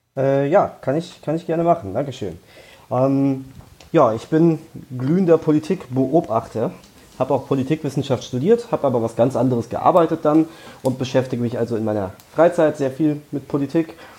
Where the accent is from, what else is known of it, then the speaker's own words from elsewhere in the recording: Frankfurt, Hesse, Germany; Ich bin in Frankfurt geboren, ich wohne inzwischen nicht mehr ganz in Frankfurt, aber, aber direkt vor den Toren Frankfurts